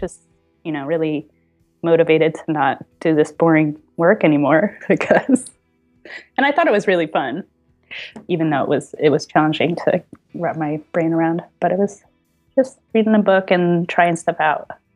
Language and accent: English; New Jersey, United States; moved away as an adult; also born or lived in San Francisco; now in Portland, United States; When I was growing up in New Jersey, I went to Rutgers University in New Jersey